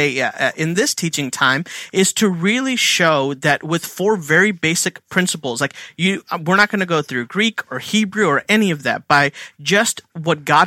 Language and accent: English; India; now in Philadelphia, United States; I'm Indian